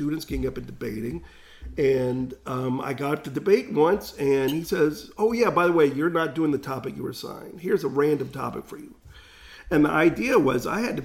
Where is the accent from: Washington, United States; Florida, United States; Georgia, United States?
Florida, United States; Jacksonville; I was the one from Jacksonville